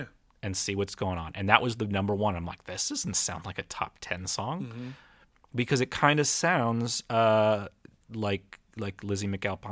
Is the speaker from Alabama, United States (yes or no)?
no; Pennsylvania, United States; We're from Pennsylvania.